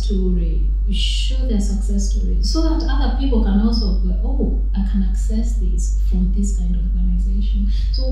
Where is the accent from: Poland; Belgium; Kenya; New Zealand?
Kenya; moved away as an adult; now in United Kingdom; I grew up in Kenya. I was born in Kenya, rather, and I grew up there.